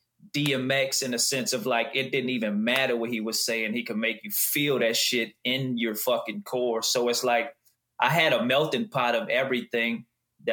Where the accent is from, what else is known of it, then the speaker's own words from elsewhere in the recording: Houma, Louisiana, United States; I'm from Houma, Louisiana. It's a little small town south of New Orleans